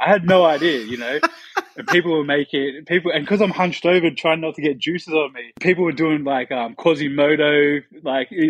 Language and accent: English; Canberra, Australian Capital Territory, Australia; now in London, United Kingdom; I'm from Canberra, like near Sydney.